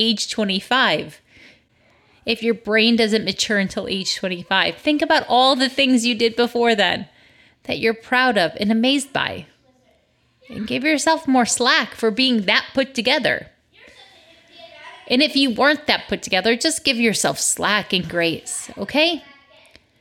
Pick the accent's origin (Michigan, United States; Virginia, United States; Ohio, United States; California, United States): Michigan, United States; moved away; the trees I grew up with in Michigan.